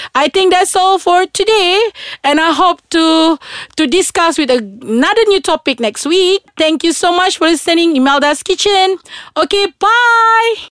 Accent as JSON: {"language": "English", "town": "Kuching", "region": "Sarawak", "country": "Malaysia", "moved": "yes", "said": "I'm from Sarawak. So usually I travel back to Kuching, uh, twice a month"}